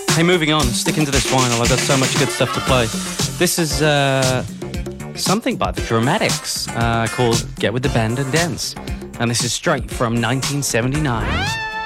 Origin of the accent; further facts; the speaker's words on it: Liverpool, North West England, United Kingdom; moved away; my hometown of Liverpool in the UK